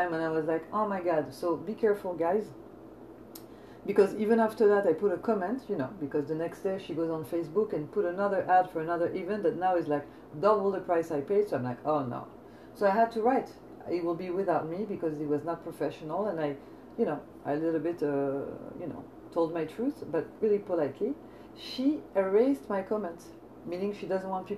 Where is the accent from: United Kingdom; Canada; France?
France; now in United States; I'm coming from France